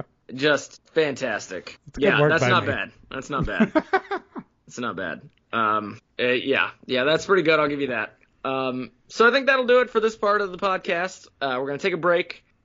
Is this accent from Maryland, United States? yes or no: yes; Maryland, United States; against Maryland here in my home state.